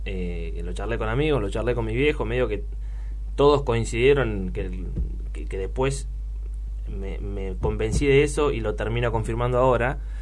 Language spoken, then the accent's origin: Spanish; Luján, Buenos Aires Province, Argentina; soy un pibe de Luján de toda la vida.